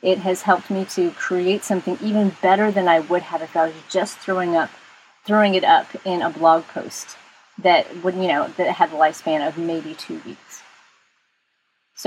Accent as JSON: {"language": "English", "region": "Texas", "country": "United States", "said": "I'm from Texas, so we say y'all"}